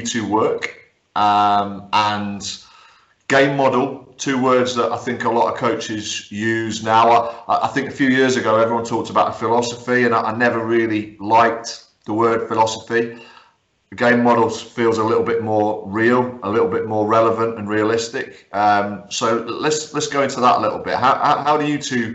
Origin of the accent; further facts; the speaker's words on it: Guernsey; I grew up in Guernsey